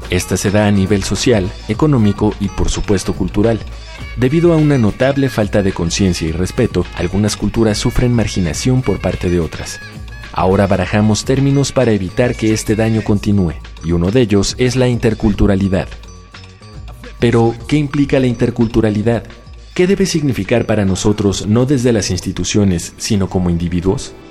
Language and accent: Spanish; Tuxtla Gutiérrez, Chiapas, Mexico; tengo 20 años y soy de Tuxtla Gutiérrez, Chiapas.